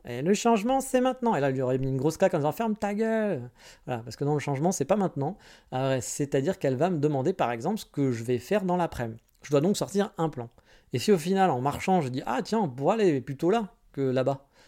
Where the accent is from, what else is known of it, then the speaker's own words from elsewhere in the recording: France; now in Japan; je suis français